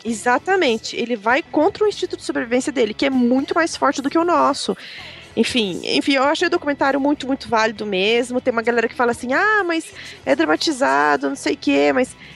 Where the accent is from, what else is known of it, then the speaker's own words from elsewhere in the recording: Belgium; moved away; quando eu era pequena na Bélgica, tinha orcas no zoológico da Bélgica. E a minha escola levou a gente pra ir ver as orcas